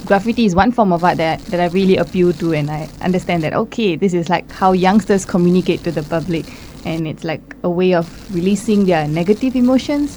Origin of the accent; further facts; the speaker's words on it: Singapore; moved away as an adult; now in Hungary; I'm from Singapore